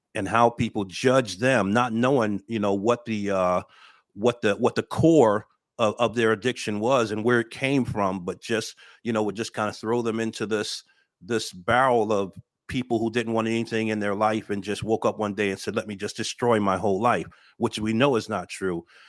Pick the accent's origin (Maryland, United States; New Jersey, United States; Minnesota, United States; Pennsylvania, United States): New Jersey, United States; Paterson; moved away as an adult; I'm originally, uh, born and raised in Patterson, New Jersey